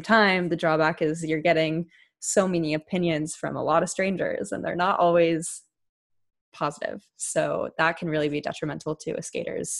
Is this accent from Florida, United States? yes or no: no; San Jose, California, United States; my hometown, whether that be from my school or my dance studios